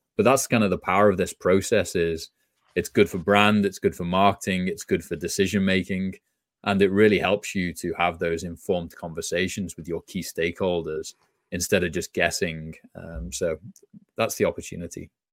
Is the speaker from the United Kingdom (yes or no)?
yes; just outside Liverpool, North West England, United Kingdom; moved away; grew up just outside Liverpool, England